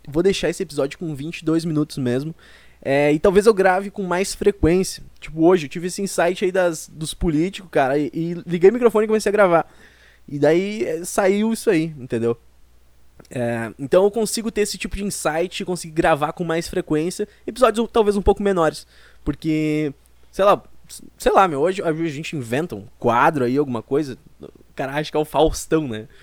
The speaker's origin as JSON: {"language": "Portuguese", "town": "Porto Alegre", "region": "Rio Grande do Sul", "country": "Brazil", "said": "eu sou de Porto Alegre"}